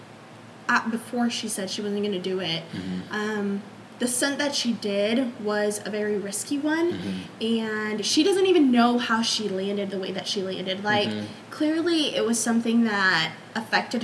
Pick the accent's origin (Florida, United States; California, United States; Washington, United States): California, United States; Los Angeles; that's my hometown